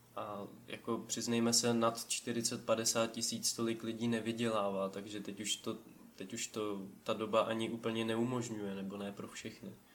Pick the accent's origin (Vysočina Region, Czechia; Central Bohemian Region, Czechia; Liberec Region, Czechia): Vysočina Region, Czechia; tady u nás na Vysočině